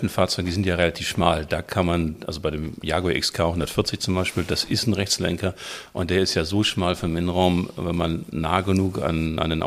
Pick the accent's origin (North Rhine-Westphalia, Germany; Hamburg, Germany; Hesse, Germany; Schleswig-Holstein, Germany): Hamburg, Germany; ich äh, bin Hamburger, 56 Jahre alt